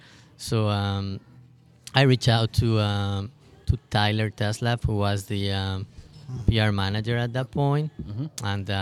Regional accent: Manizales, Caldas, Colombia; also born or lived in Houston, United States; now in St. Louis, United States; Also supporting my hometown team, Once Caldas from Manizales

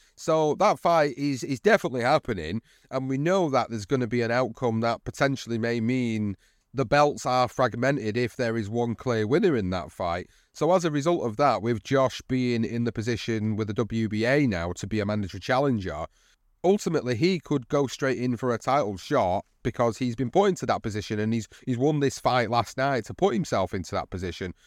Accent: United Kingdom; As a British fight fan

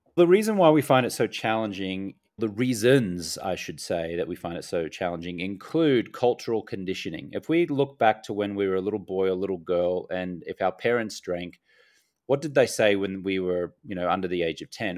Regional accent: Australia; also born or lived in United States; now in Medellin, Colombia; I'm an Australian American

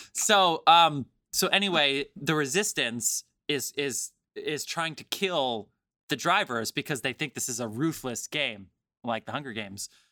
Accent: New Jersey, United States; I'm from New Jersey

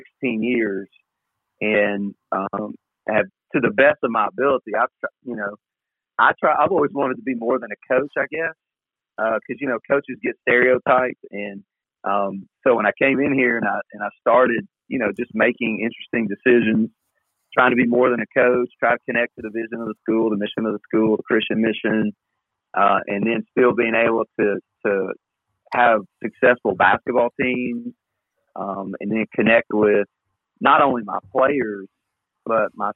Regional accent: Columbia, Tennessee, United States; moved away as an adult; also born or lived in Clarksville, Tennessee / Nashville, Tennessee / Huntsville, Alabama; I'm really a Middle Tennessee guy. I grew up in Columbia, lived in Clarksville

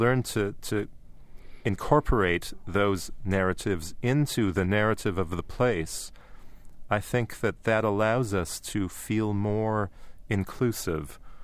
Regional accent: Canada; growing up in Canada

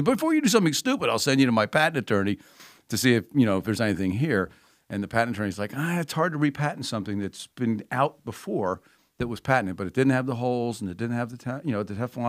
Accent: New Jersey, United States; you know, I grew up in New Jersey, so I was a Mets fan.

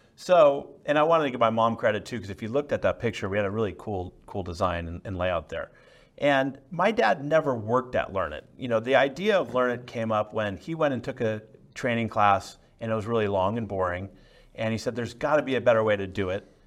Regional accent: San Francisco Bay Area, California, United States; I grew up in the San Francisco Bay Area

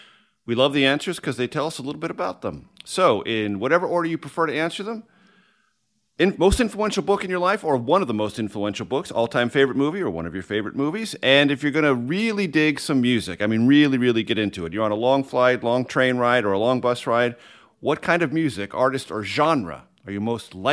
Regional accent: San Diego, California, United States; I grew up in San Diego, California.

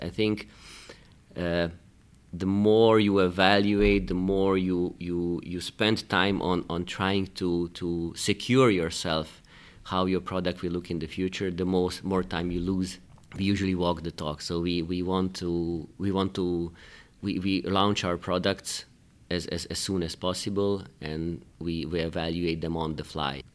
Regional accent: Hungary; moved away as an adult; also born or lived in Belgrade, Serbia; now in Luxembourg; I was born in Belgrade, in, in Serbia. Then, uh, I spent my life, most of my career, most of my education in Hungary.

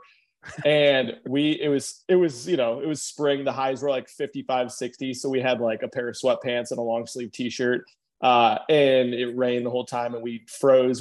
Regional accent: Nebraska, United States; we're both from Nebraska

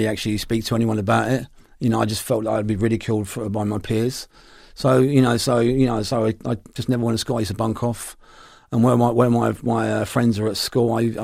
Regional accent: London, United Kingdom; Born and bred, yeah, in Camden

